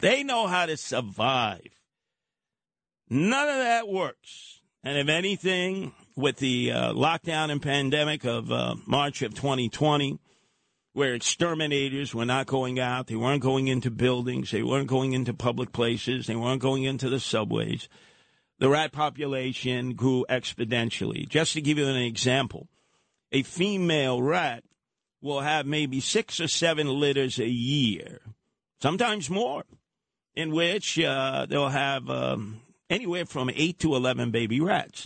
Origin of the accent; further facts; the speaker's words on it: New York City, New York, United States; I grew up in Brooklyn